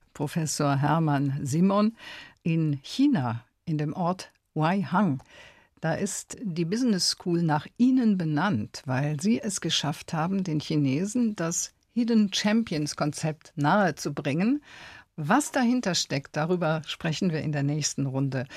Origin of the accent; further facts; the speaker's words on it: Eifel, Rhineland-Palatinate, Germany; ich kun ja auch von dort